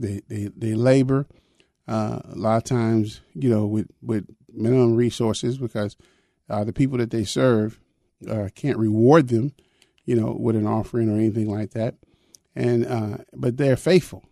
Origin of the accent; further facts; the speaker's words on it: the North, United States; I was raised in the North, but I was raised Southern